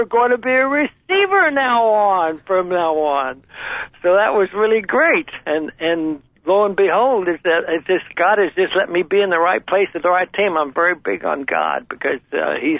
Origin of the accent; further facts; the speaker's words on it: Roy, New Mexico, United States; also born or lived in Albuquerque, New Mexico; I was born on a farm in Roy, New Mexico.